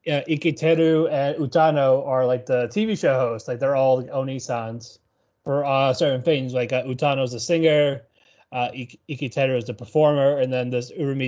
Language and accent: English; New York, United States; I'm white from New York, so no.